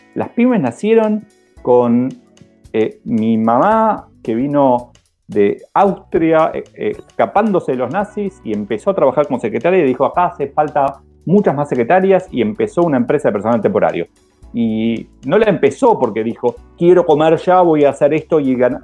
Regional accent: Argentina; nos pasa tanto en Argentina

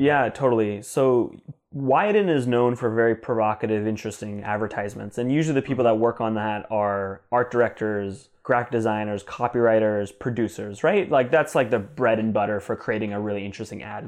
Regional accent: Temecula, California, United States; also born or lived in New Jersey; my parents and I moved when I was three years old mm-hmm. to a city called Temecula, California, which is between San Diego and Los Angeles in Southern California

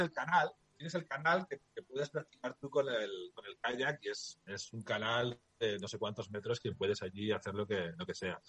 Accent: Logroño, La Rioja, Spain; moved away; tengo a Campus Promete en el corazón porque es de, donde yo nací, ¿no? Yo, los riojanos somos muy riojanos

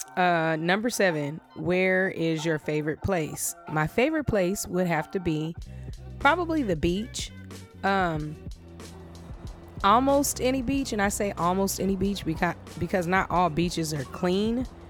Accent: Los Angeles, California, United States; I was born and raised in Los Angeles, California. I'm a full fledged LA native

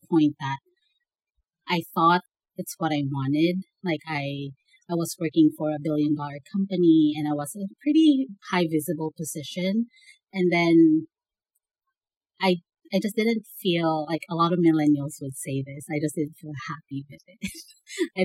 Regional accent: Naga, Bicol Region, Philippines; English is a second language; moved away as an adult; now in United States; I grew up in Naga City, Bicol, Philippines

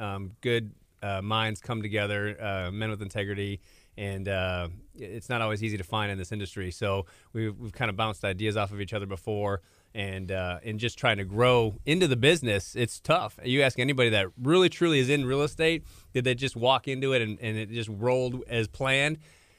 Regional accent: Minnesota, United States; moved away as an adult; I'm from Minnesota.

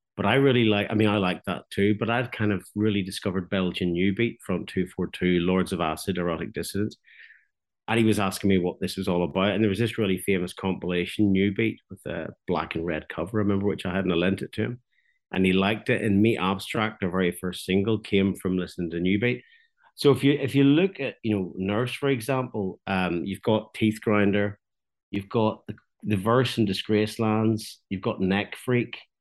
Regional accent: Belfast, Northern Ireland, United Kingdom; now in Ballyclare, United Kingdom; I'm from Belfast, but I live in a small market town called Ballyclare

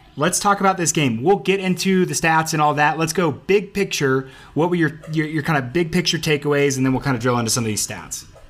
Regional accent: Memphis, Tennessee, United States; I'm from Memphis

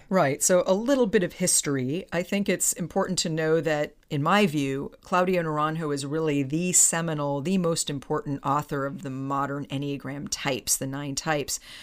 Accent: Palo Alto, California, United States; my hometown of Palo Alto

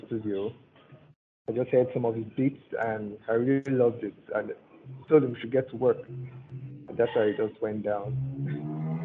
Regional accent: Nigeria; also born or lived in Delta State, Nigeria / Lagos, Nigeria; I'm originally from Nigeria

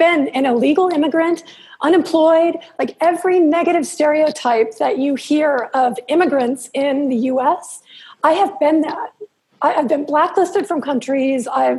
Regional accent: Southern California, United States; moved away as an adult; also born or lived in Los Angeles / Redlands / Newport Beach / Puerto Vallarta, Mexico; I'm from Southern California. I was born in L.A. And then when I was about 10, my mom moved us out to Redlands, which is about an hour inland. But that's where I lived up until I was 19.

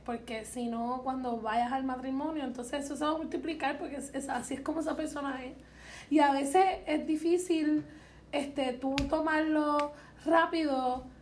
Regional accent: Puerto Rico; somos jóvenes de Puerto Rico

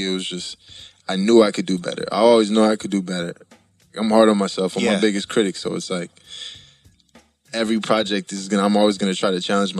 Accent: San Diego, California, United States; also born or lived in San Francisco / Palm Springs; I was back and forth from Palm Springs in San Diego, but I was born in San Francisco.

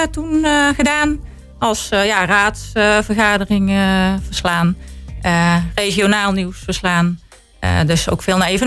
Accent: Wouw, North Brabant, Netherlands; now in Roosendaal, Netherlands; geboren in Wouw en woon al heel lang in Roosendaal. Oké. Ik ben echt West-Brabantse.

